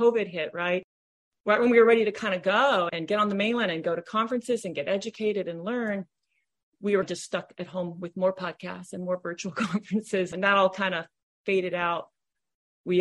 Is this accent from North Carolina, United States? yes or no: no; Honolulu, Hawaii, United States; moved away as an adult; now in Southern California, United States; I'm from Honolulu, Hawaii, where my husband and I owned and operated a swimming pool business for over 30 years.